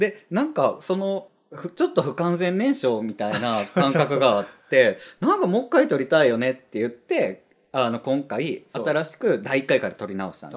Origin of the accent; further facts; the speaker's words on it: Kansai, Japan; 関西人なんで